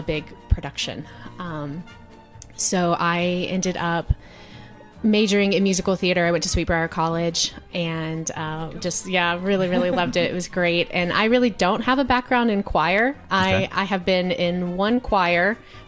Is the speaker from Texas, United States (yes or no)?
yes; Houston, Texas, United States; I am originally from Houston